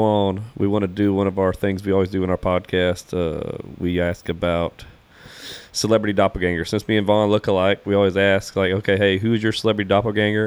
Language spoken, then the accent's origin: English; Louisiana, United States; I'm from Louisiana